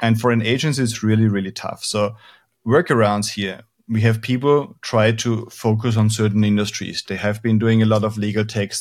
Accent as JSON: {"language": "English", "country": "Austria", "moved": "yes", "lives_now": "Spain", "said": "I'm originally from Austria"}